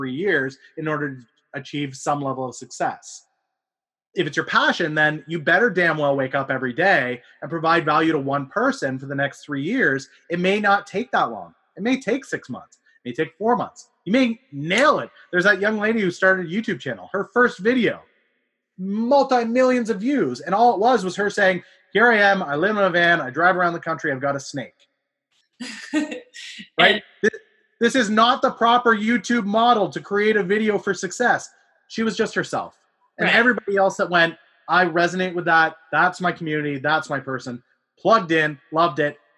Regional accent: Canada; I am a Canadian

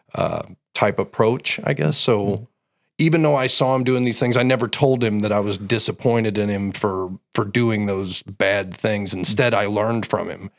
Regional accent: Belleville, Illinois, United States; I was born in Belleville.

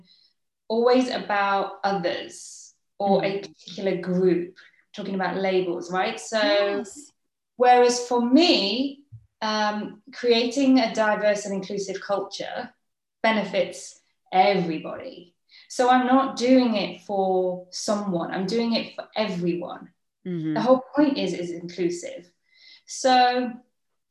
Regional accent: England, United Kingdom; accent: English; first language English; moved away as an adult; now in Netherlands; I'm British

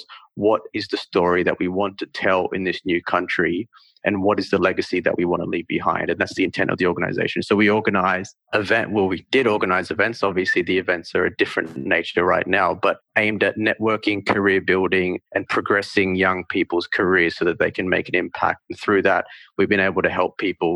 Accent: Northern Territory, Australia; moved away; also born or lived in India; So I was born in India, but I actually grew up in the Northern Territory.

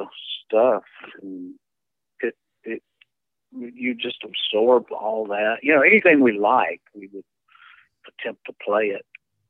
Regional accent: Texas, United States; we're from Texas

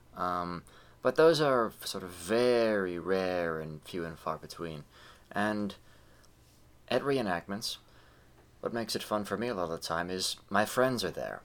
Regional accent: United States

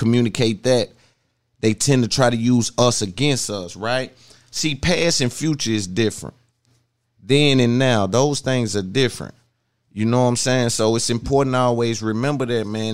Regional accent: Nashville, Tennessee, United States; I'm from Nashville, Tennessee

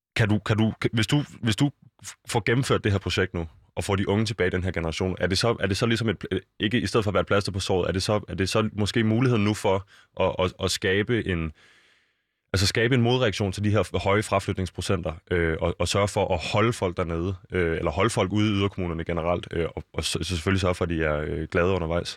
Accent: Copenhagen, Capital Region of Denmark, Denmark; jeg er jo fra København

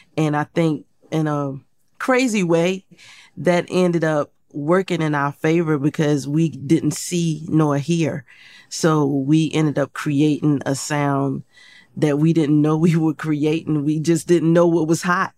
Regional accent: Portsmouth, Virginia, United States; I grew up in Portsmouth, Virginia

